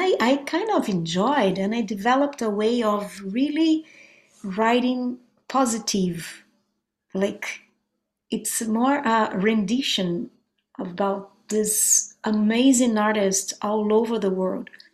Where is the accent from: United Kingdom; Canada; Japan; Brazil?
Brazil; now in United States; I'm from Brazil